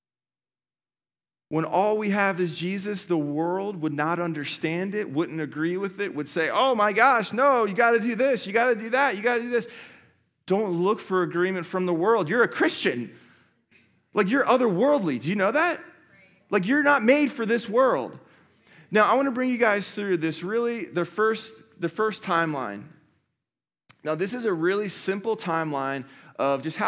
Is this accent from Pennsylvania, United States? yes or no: yes; Philadelphia, Pennsylvania, United States; now in Columbus, United States; I'm from Philadelphia, as a lot of you guys know, and I came to Columbus like 19 years ago, and I went to school here